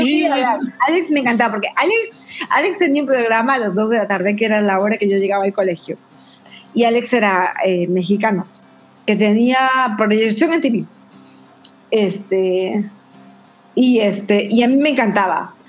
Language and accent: Spanish; Tacna, Peru; yo soy de Tacna, Perú. Eh, mi ciudad es frontera con Chile.